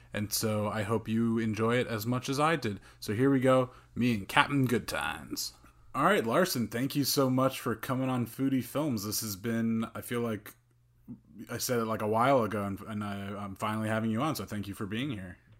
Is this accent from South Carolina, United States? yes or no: no; Bergen County, New Jersey, United States; now in Jersey City, United States; I grew up in Bergen County